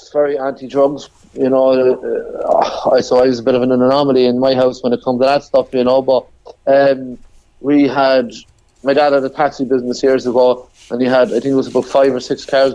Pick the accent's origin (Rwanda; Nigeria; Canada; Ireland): Ireland; Sligo, Connacht; moved away as an adult; also born or lived in Cork; I was from Sligo